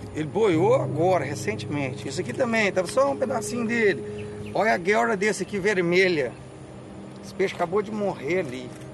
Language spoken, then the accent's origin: Portuguese; Brazil; Eu moro no Brasil. Isso aqui é minha terra. É minha pátria. Eu moro é aqui. Eu nasci aqui